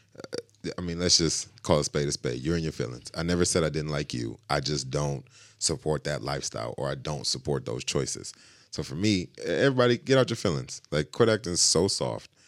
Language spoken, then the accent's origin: English; Grand Rapids, Michigan, United States; growing up in Grand Rapids